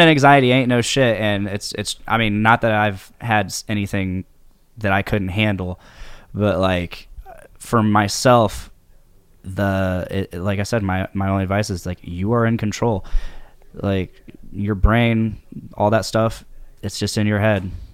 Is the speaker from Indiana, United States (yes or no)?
yes; Delphi, Indiana, United States; also born or lived in Lafayette, Indiana; born and raised in Delphi